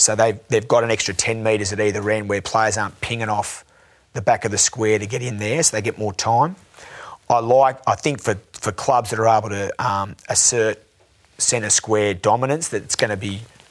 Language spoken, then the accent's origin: English; Canberra, Australian Capital Territory, Australia; I'm from Canberra.